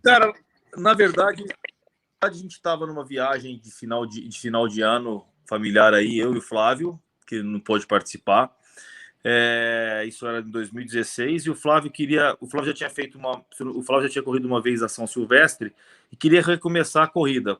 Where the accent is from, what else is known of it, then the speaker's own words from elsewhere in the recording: São Paulo, Brazil; a gente é de São Paulo, aqui da capital